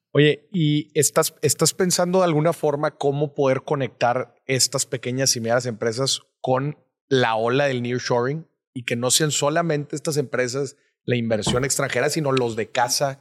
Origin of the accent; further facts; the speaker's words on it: Monterrey, Nuevo León, Mexico; yo soy, yo soy de Monterrey.